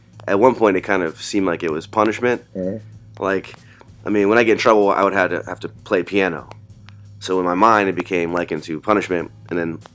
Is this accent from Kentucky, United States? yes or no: no; Boardman, Ohio, United States; now in Southern Ohio, United States; Boardman, suburb of Youngstown, greater area. I grew up there, spent a lot of time in the city